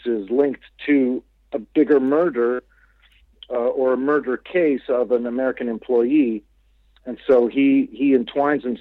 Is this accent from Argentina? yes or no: no; Kuwait; I grew up in Kuwait and I was living there at the time